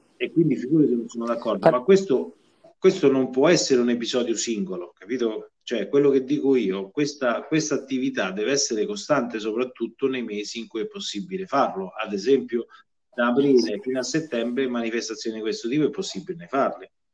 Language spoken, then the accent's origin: Italian; Viterbo, Lazio, Italy; io sono viterbese e amo la mia terra do, dove, dove, vivo